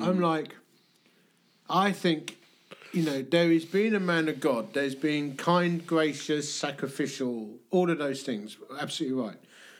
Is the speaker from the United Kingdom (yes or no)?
yes; London, United Kingdom; also born or lived in Dagenham; I grew up in the East End of London. I went to school in Hornchurch and Romford.